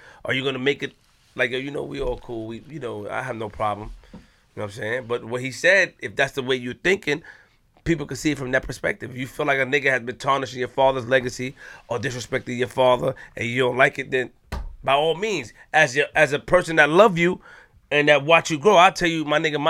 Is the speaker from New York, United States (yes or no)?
yes; New York, United States; I'm from Linden the Far. I'm from North Side. Okay. I'm from Linden the Far.